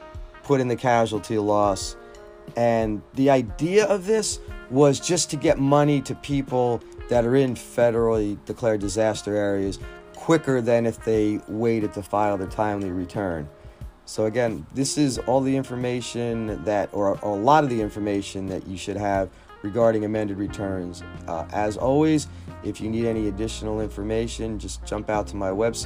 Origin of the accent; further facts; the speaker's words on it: New Jersey, United States; I'm from New Jersey